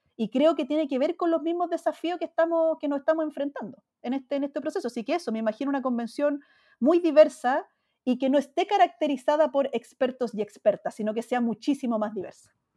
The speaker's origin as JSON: {"language": "Spanish", "country": "Chile"}